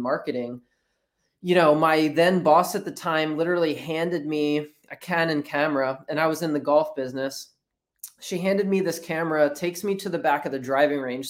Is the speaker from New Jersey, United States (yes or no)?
yes; New Jersey, United States; now in Orlando, United States; I grew up in South Jersey